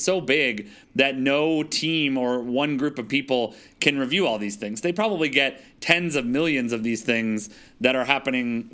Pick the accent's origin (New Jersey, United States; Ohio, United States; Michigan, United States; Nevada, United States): Michigan, United States; Detroit; moved away; also born or lived in Germany; when I was growing up in Detroit